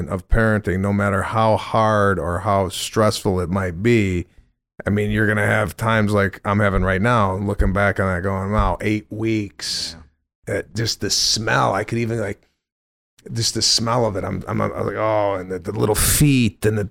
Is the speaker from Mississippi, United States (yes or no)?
no; Chicago, Illinois, United States; I'm from Chicago